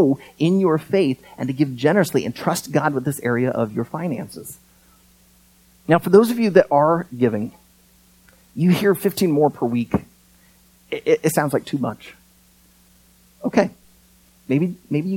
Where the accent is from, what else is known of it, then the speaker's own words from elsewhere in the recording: United States; As an American